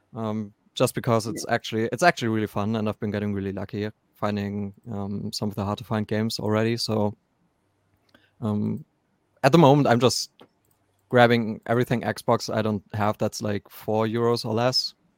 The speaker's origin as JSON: {"language": "English", "country": "Germany", "said": "I'm from Germany"}